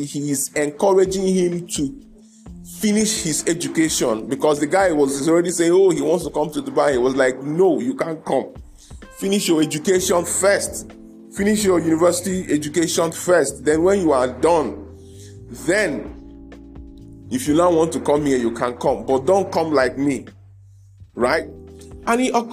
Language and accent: English; Igbo-speaking part, South East, Nigeria; I come from the part of Nigeria where a lot of my brothers are in business